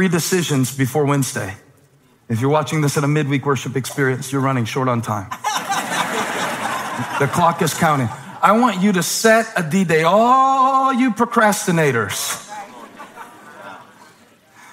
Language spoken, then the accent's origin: English; Moncks Corner, South Carolina, United States; now in Charlotte, United States; growing up in Monk's Corner